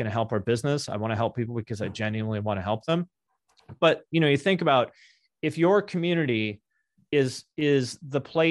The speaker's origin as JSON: {"language": "English", "town": "Seattle", "region": "Washington", "country": "United States", "also_born_or_lived": "Ohio", "moved": "yes", "lives_now": "Seattle, United States", "said": "I'm from Seattle originally"}